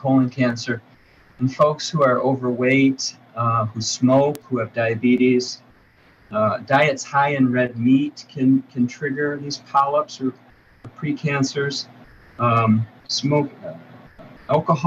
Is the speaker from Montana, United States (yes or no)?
no; Detroit, Michigan, United States; I'm from the Metro Detroit area